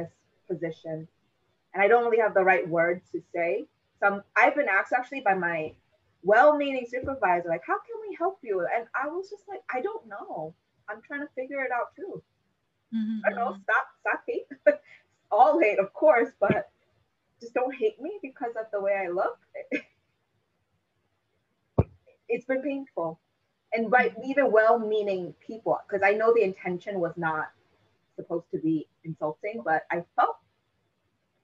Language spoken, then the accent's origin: English; United States; I am born in this country